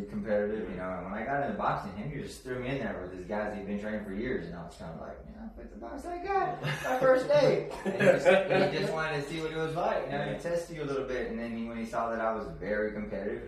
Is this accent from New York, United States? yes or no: no; Corpus Christi, Texas, United States; moved away as an adult; also born or lived in Huntsville, Texas / Cut and Shoot, Texas / Houston, Texas; I'm from Corpus Christi, Texas, and raised